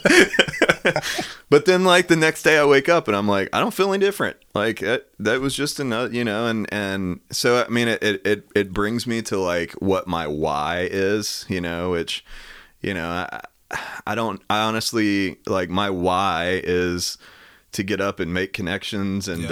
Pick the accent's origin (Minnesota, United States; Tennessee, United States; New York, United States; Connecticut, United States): Tennessee, United States; Knoxville; also born or lived in Farragut; grew up in Knoxville